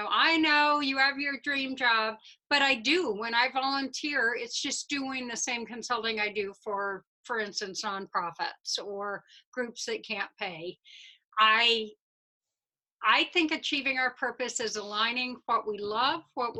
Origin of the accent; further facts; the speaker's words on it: Midwest, United States; I'm a Midwesterner